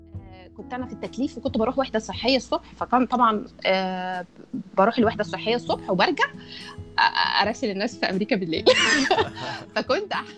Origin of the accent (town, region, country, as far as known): Egypt; moved away as an adult